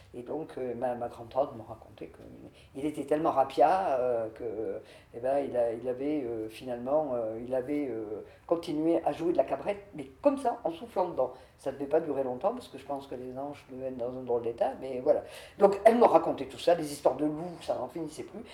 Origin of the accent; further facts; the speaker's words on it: Mauriac, Auvergne-Rhône-Alpes, France; also born or lived in Chalvignac; je suis née à Trébiac, commune de Mauriac, dans une famille de tout petits paysans